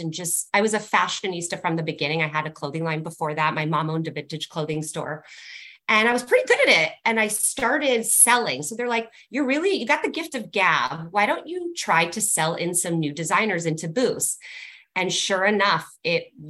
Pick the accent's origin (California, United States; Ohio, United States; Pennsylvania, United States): California, United States; So I am born and raised in Cali, and I actually went to high school where Britt and I and Cassandra live